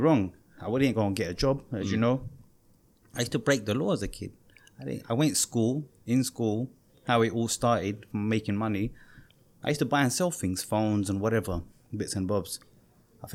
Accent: Ilford, London, United Kingdom; I was this Bengali kid that nobody in Ilford liked

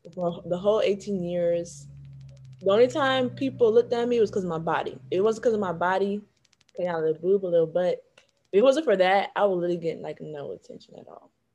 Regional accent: Broward County, Florida, United States; moved away; also born or lived in Washington, D.C.; double minoring in biology and chemistry from Broward County, Florida

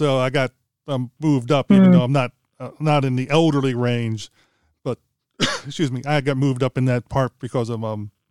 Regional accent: Pennsylvania, United States; I was born in near the Canadian border in Pennsylvania, in the state of the United States, and we used to get snow that would be like a foot or two because we're near Lake Erie.

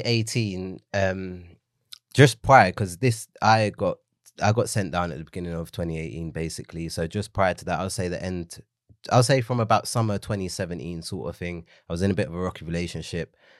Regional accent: London, United Kingdom; it was on the road that I grew up in in Leytonstone.

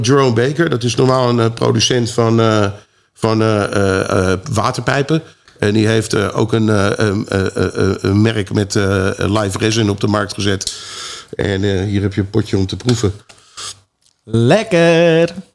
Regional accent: Netherlands; moved away as an adult; also born or lived in California; ik heb als Nederlander heb ik echt de American Dream kunnen meemaken

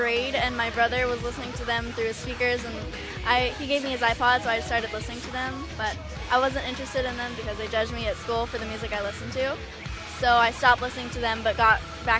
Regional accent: Hemet, California, United States; I'm from Hemet, California.

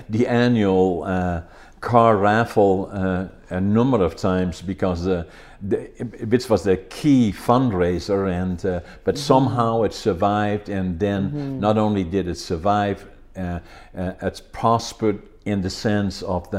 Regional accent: Netherlands; moved away as an adult; now in Prince George, Canada; I grew up in Holland

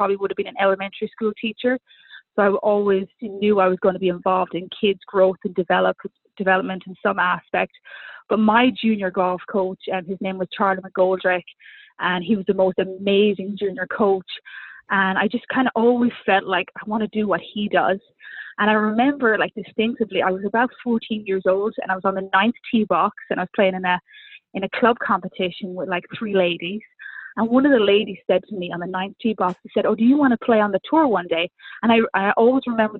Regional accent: Ireland; also born or lived in Southern Virginia; now in Virginia, United States; I'm from Ireland. So I grew up playing junior golf in Ireland

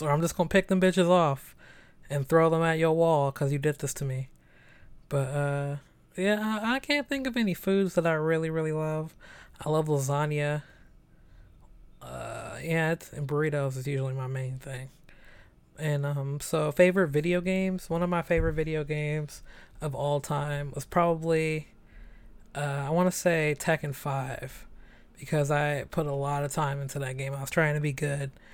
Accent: San Francisco, California, United States; also born or lived in Chicago; I'm 27, born and raised in San Francisco

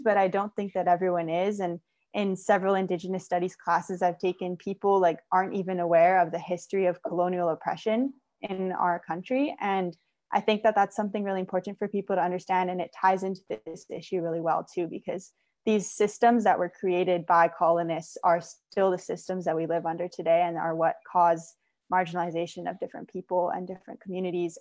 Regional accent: Hawaii, United States; moved away as an adult; also born or lived in San Luis Obispo, California; growing up in Hawaii

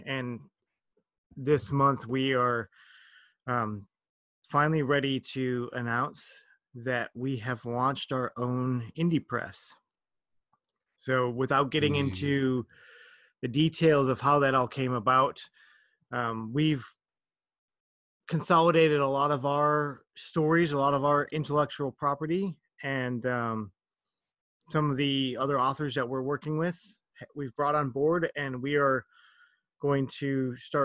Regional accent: Minnesota, United States; now in South Korea; I'm from Minnesota in the United States, which is horribly, horribly cold

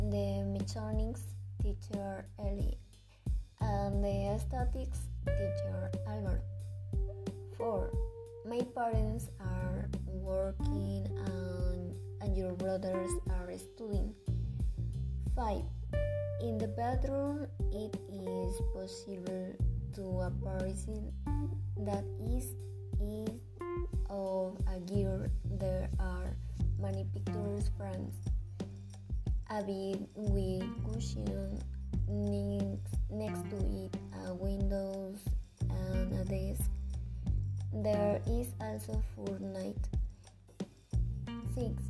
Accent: Chicontepec?, Veracruz, Mexico; English is a second language; I am from Chico, Veracruz.

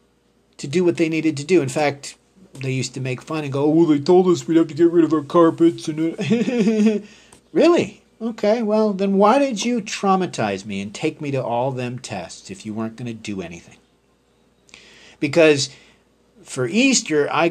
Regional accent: Canada; being a Canadian

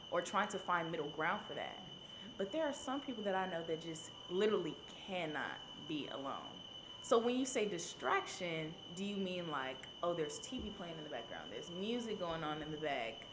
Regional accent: Memphis, Tennessee, United States; moved away as an adult; also born or lived in New Orleans, Louisiana; I'm from Memphis. Mm-hmm. So I left Memphis, came to New Orleans for college.

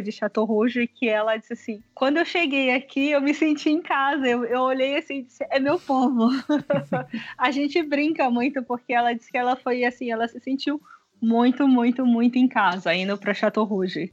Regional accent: Salvador, Bahia, Brazil; also born or lived in Paris; eu sou de Salvador

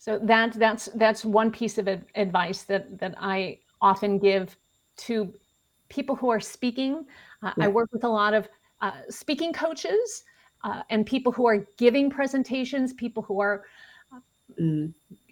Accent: Chicago, Illinois, United States; I'm from Chicago.

